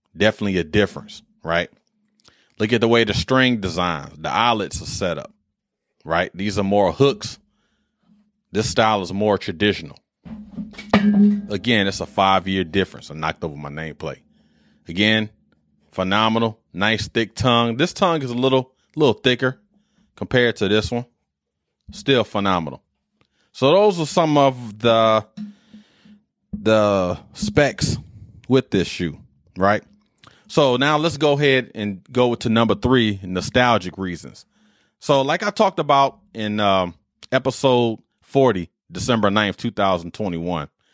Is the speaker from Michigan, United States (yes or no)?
yes; Detroit, Michigan, United States; me growing up in Detroit